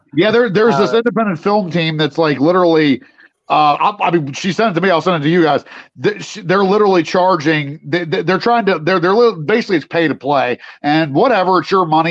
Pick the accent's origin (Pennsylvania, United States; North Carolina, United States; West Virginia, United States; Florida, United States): West Virginia, United States; I'm from West Virginia